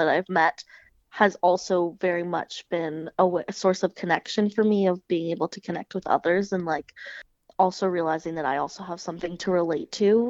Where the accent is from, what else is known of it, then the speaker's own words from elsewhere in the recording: Kingston, Ontario, Canada; now in East Coast, Canada; I'm originally from Kingston